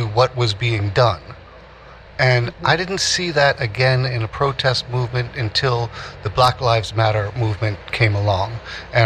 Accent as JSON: {"language": "English", "town": "New York City", "region": "New York", "country": "United States", "tie": "born or raised there", "said": "I was born in 1965 in Greenwich Village. So my earliest memories at 4 years old, 1969, Greenwich Village"}